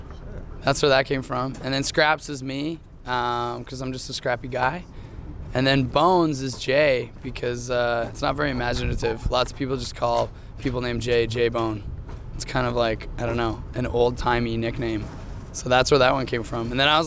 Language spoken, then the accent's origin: English; Toronto, Ontario, Canada; We're four guys from Toronto.